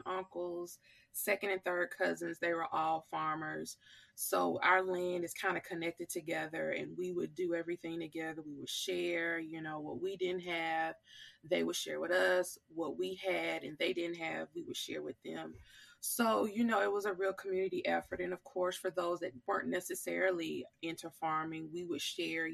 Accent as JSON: {"language": "English", "town": "Sallis", "region": "Mississippi", "country": "United States", "tie": "born or raised there", "said": "I was born and raised here in Mississippi. I am from a very small town called Salis, Mississippi"}